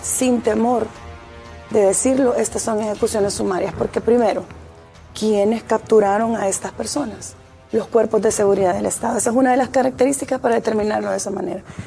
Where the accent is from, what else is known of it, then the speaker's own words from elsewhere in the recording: El Salvador; somos parte como salvadoreños